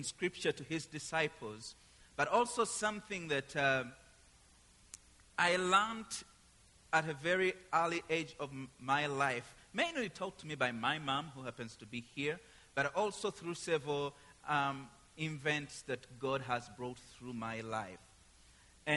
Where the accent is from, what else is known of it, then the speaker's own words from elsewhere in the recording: Uganda; moved away as an adult; I come from Uganda, East Africa